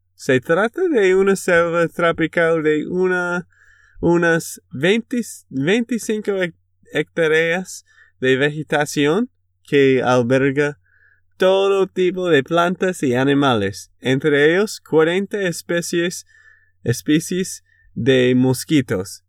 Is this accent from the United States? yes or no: yes; Texas, United States; de Texas, Estados Unidos